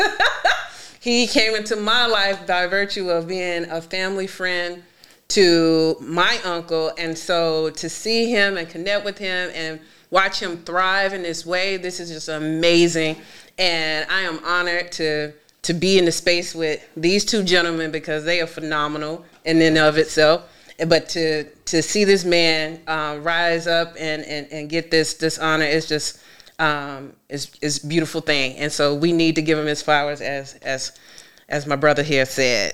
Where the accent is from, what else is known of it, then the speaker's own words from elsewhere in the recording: Greensboro, North Carolina, United States; also born or lived in Boston, Massachusetts; now in Maryland, United States; I am originally from Greensboro, North Carolina, by way of Boston, Massachusetts. Now I'm here in Maryland